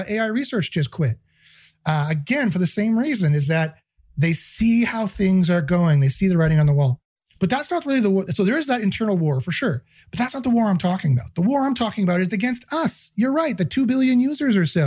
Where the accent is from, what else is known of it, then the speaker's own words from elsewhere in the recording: Canada; I'm Canadian